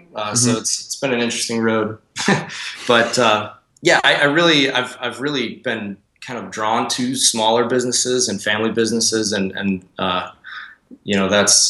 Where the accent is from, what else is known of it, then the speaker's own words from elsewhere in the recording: Northwest Indiana, United States; Yeah, so I grew up in Northwest Indiana amidst cornfields.